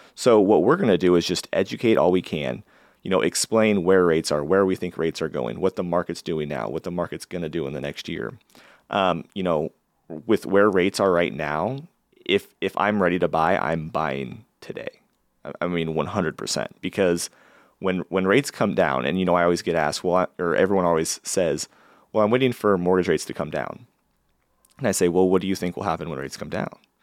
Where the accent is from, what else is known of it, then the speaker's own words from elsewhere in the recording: Valley, Nebraska, United States; also born or lived in Lincoln, Nebraska / Florida / New York; So I grew up in Valley, Nebraska. So I consider myself kind of a small town